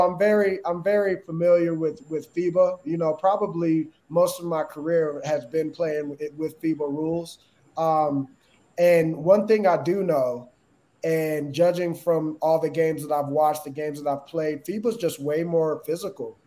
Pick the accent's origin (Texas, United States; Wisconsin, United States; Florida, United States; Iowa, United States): Texas, United States; Austin; started off uh, in Austin, Texas, and, and, and that's my hometown